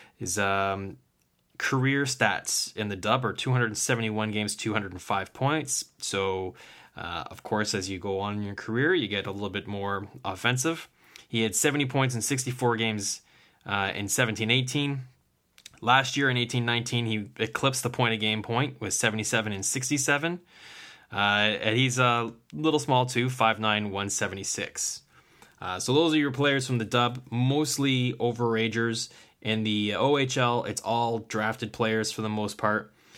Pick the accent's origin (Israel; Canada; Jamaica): Canada; Kingston, Ontario; he's playing in my hometown now